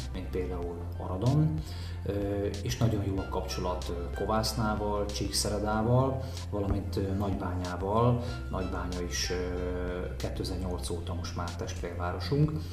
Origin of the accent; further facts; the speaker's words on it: Gyula, Békés, Hungary; mint gyulai